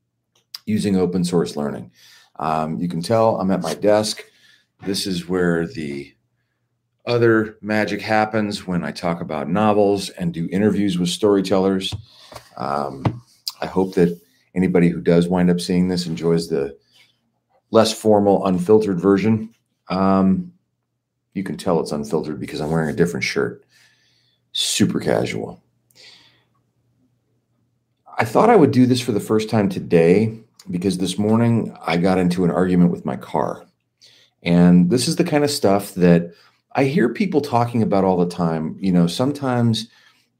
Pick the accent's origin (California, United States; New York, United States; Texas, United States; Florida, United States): California, United States; Los Angeles; I grew up in Los Angeles